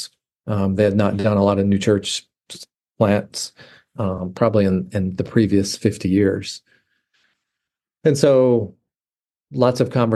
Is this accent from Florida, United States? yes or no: no; Bootheel of Missouri, United States; accent: southern; moved away as an adult; now in Ohio, United States; I'm from, born and raised in the Boot Hill of Missouri, which is way down in the southeast corner of the state of Missouri